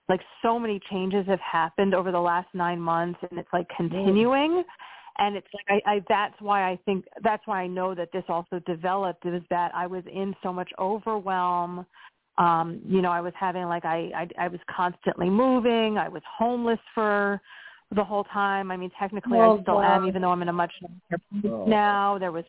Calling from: Pennsylvania, United States

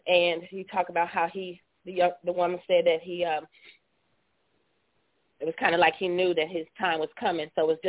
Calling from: Charleston, West Virginia, United States; I'm from Charleston, West Virginia.

